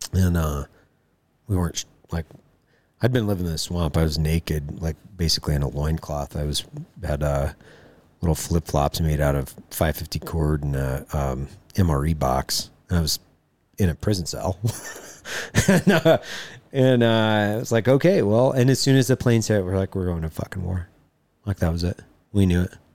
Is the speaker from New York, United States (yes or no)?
no; Lewiston, Idaho, United States; I grew up in Lewiston, Idaho, uh, on the Clearwater